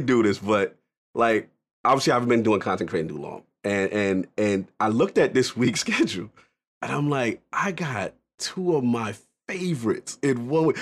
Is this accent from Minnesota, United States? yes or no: no; New York City, New York, United States; I'm a New Yorker. That's just, you know, that's where I'm in, Bronx, New York